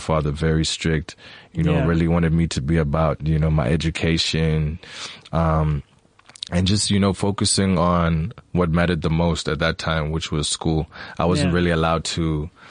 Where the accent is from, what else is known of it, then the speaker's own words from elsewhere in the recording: Eastern Cape, South Africa; I'm from the Eastern Cape. I was born at Bushra.